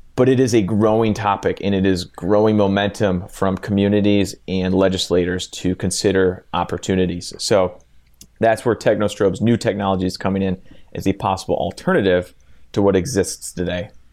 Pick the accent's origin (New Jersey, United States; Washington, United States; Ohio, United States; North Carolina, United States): Ohio, United States; Cleveland; In Cleveland, absolutely, my hometown.